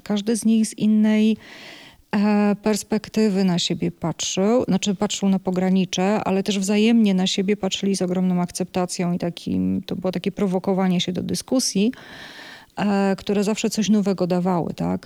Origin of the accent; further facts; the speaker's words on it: Bydgoszcz, Kuyavian-Pomeranian Voivodeship, Poland; moved away as an adult; also born or lived in Toruń; now in Białystok, Poland; pochodzę z Bydgoszczy, mieszkałam w Toruniu